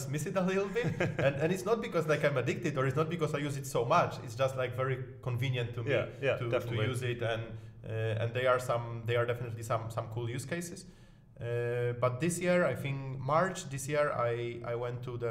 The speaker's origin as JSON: {"language": "English", "country": "Poland", "also_born_or_lived": "Denmark", "moved": "as an adult", "lives_now": "Berlin, Germany", "said": "I'm originally from Poland"}